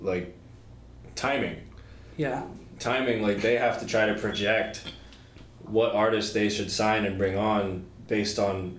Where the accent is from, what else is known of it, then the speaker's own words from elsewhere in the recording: United States; I'm from the States